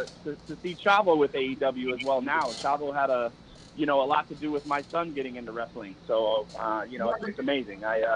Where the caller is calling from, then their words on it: Las Vegas, Nevada, United States; calling from Las Vegas, Nevada.